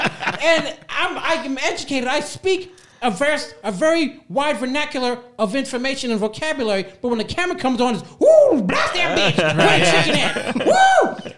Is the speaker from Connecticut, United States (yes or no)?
no; New Jersey, United States; I'm from Jersey.